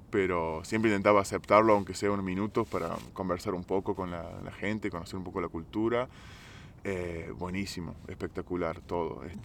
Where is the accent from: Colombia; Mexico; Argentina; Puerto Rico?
Argentina; moved away as an adult; also born or lived in Italy; now in Georgia; soy argentino.